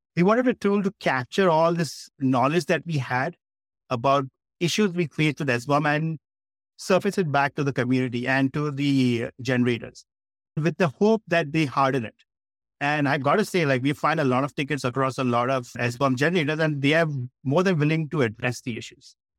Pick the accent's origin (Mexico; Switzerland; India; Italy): India; Mumbai, Maharashtra; I was born and brought up in Bombay in India